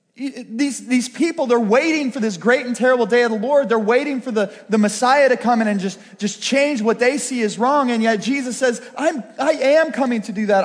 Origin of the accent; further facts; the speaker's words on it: Pittsburgh, Pennsylvania, United States; I was raised going to Brashear High School